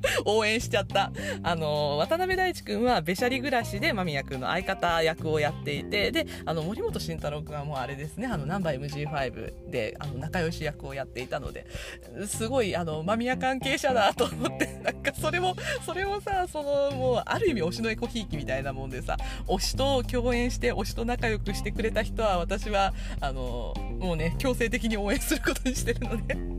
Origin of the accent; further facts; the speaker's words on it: Japan; first language Japanese; 日本語はね、母国語なので、日本語は全然わかるんですけど